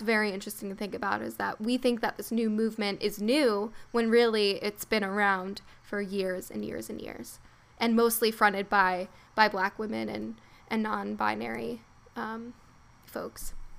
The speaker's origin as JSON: {"language": "English", "region": "East Coast", "country": "United States", "said": "we're from the East Coast, and now in the United States"}